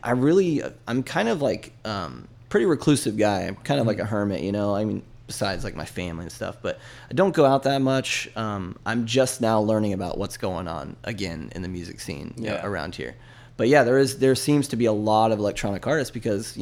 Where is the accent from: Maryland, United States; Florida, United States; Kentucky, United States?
Florida, United States; Tampa; now in St. Petersburg, United States; I was born and raised in Tampa, and I crossed the bridge about 7 years ago